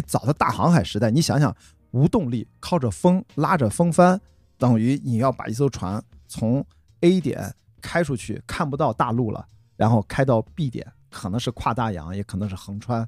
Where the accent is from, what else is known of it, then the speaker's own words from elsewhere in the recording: Qingdao, Shandong, China; moved away; 我是在青岛长大啊， 就是青岛第一条马路那儿出生的中山路， 在青岛土著了